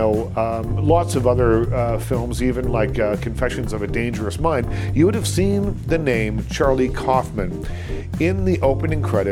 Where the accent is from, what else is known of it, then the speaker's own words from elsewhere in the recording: the Maritimes, Canada; I'm from the Maritime Provinces.